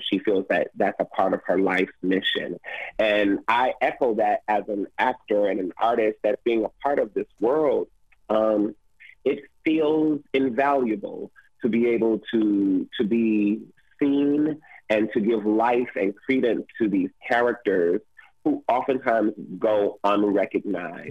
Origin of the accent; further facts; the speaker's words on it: Detroit, Michigan, United States; I'm originally from Detroit, Michigan